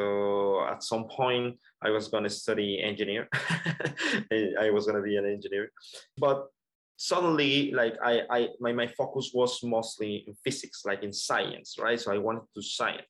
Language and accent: English; Colombia; moved away; I'm originally from Colombia